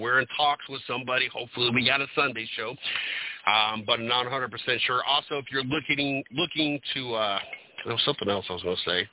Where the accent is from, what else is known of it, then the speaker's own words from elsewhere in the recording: Ohio, United States; moved away; also born or lived in North Carolina; I grew up in Ohio.